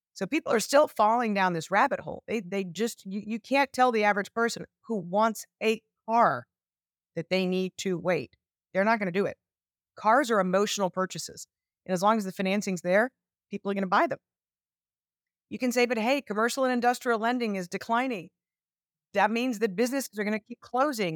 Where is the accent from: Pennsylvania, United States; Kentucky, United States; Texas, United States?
Texas, United States; my home state of Texas